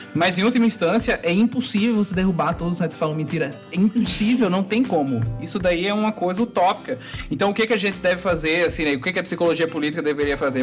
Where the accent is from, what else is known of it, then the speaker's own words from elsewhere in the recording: Northeast Region, Brazil; Eu sou do Nordeste